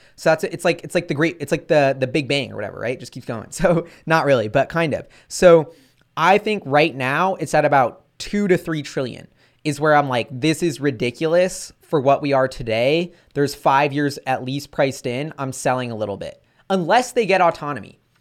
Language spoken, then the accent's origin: English; United States; I'm an American